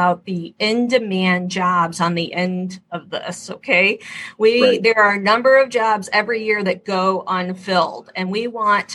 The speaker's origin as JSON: {"language": "English", "region": "Michigan", "country": "United States", "tie": "born or raised there", "said": "I want to make sure my home state is at the cutting edge"}